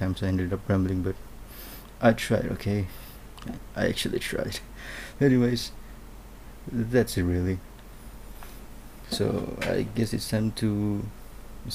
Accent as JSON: {"language": "English", "country": "Malaysia", "first_language": "Malay", "second_language": "English"}